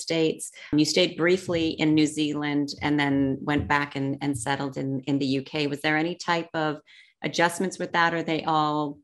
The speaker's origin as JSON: {"language": "English", "country": "Canada", "moved": "yes", "said": "I'm from Canada"}